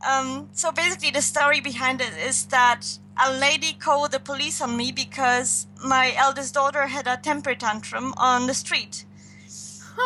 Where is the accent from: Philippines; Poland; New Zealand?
Poland; English is a second language; moved away as an adult; also born or lived in Germany / Canada; now in Netherlands; I was born in Poland